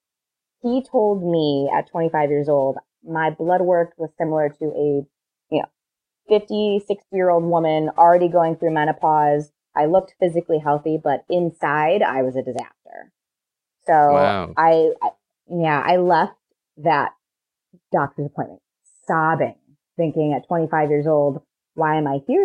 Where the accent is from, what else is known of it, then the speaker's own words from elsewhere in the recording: Ohio, United States; now in Chicago, United States; I'm from Ohio.